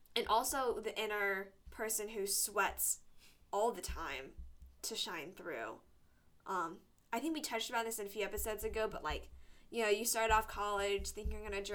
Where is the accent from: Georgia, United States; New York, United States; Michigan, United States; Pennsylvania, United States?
Georgia, United States; moved away as an adult; now in Tuscaloosa, United States; I'm from Georgia